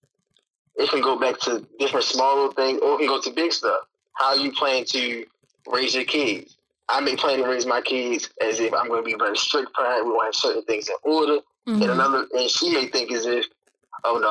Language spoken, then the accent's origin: English; Baltimore, Maryland, United States; I was from Baltimore